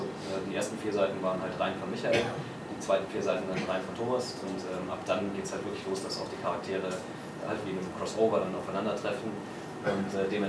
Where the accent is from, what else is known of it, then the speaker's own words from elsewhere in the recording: Chemnitz, Saxony, Germany; Für Insider Chemnitz ist meine Heimatstadt